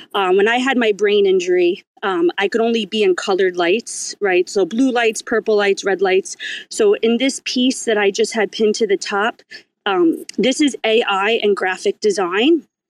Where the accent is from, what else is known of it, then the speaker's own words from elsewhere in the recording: New York, United States; I'm from New York